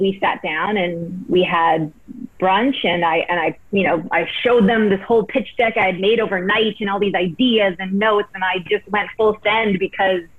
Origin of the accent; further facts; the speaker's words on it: Prince George, British Columbia, Canada; moved away; also born or lived in Vancouver / Los Angeles; I grew up in Prince George